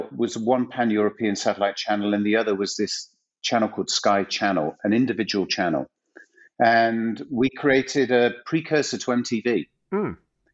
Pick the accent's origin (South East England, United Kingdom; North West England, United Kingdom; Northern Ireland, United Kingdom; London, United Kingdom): North West England, United Kingdom; Macclesfield; now in Los Angeles, United States; 17-year-old student working in Sainsbury's in Macclesfield in Northern England